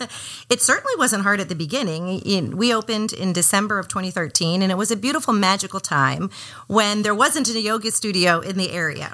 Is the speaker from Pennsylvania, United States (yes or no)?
no; Miami, Florida, United States; also born or lived in Atlanta; now in Portland, United States; I'm from Miami originally, and those are kind of like my hometown colors.